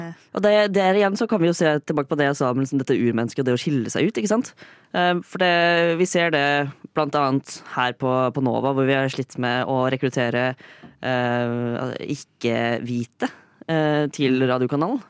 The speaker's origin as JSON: {"language": "Norwegian", "town": "Fredrikstad", "region": "Østfold", "country": "Norway", "said": "jeg er fra Fredrikstad."}